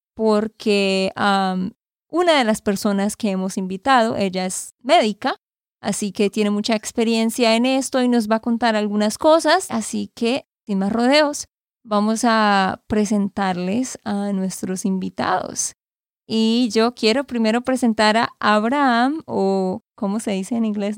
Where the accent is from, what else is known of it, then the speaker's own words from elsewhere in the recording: Santander, Colombia; de Santander, Colombia.